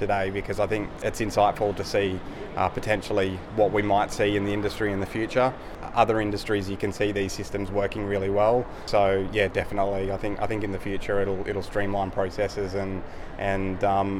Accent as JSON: {"language": "English", "town": "Lismore", "region": "New South Wales", "country": "Australia", "tie": "born or raised there", "said": "born and raised in Lismore."}